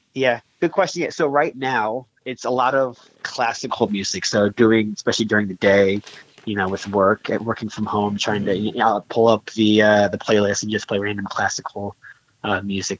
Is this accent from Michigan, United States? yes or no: no; Charleston, South Carolina, United States; I grew up outside of Charleston. I knew I wanted to stay in the state of South Carolina.